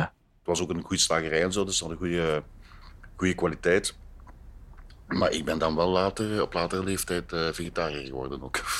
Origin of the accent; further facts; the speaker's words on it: Vlijtingen, Flanders, Belgium; now in Antwerp, Belgium; Ik ben geboren in Vleitingen en voor mij is dat de plek waar het allemaal begonnen is